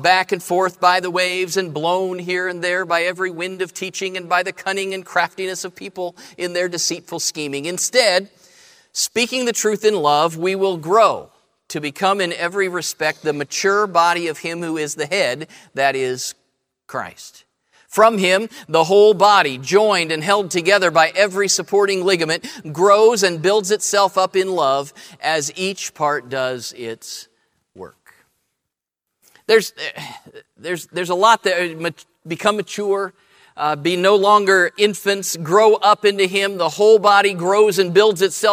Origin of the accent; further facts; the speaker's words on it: Columbus, Ohio, United States; I grew up in Columbus.